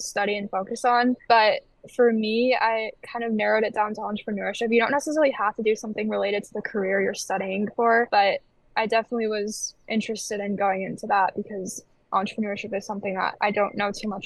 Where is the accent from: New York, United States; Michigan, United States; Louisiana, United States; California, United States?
Michigan, United States; I'm from Michigan. Mm-hmm. But originally, I did want to go out of state. Like, I wanted to challenge myself and break out of that kind of barrier that I've always been in Michigan my whole life